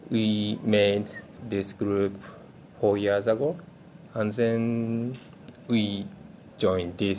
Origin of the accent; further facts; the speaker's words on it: Tokyo, Japan; English is a second language; come from Tokyo. I work as a teacher. I can speak Mandarin, a little bit English, a little bit Korean language, um, Arabic, and Espanol